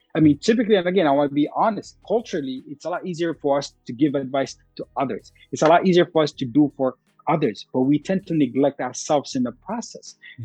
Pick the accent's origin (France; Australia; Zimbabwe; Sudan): Sudan; now in United States; I'm very proud to be Sudanese. I walk around talking it. I don't, I don't walk, I mean, I walk around with my specific accent